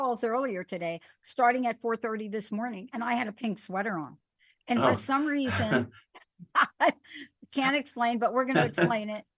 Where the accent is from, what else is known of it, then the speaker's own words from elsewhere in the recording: New York City, New York, United States; I'm a kid from the Bronx. I had a rough childhood